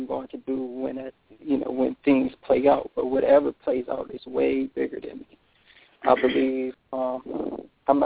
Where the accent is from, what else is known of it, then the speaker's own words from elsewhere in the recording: Detroit, Michigan, United States; I'm from Michigan, Detroit.